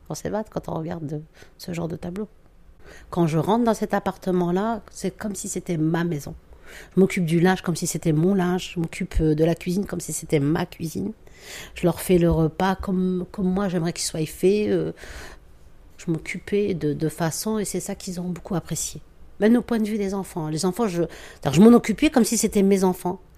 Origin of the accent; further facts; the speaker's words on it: Metz, Grand Est, France; moved away as an adult; now in Paris, France; j'ai grandi là-bas à Metz.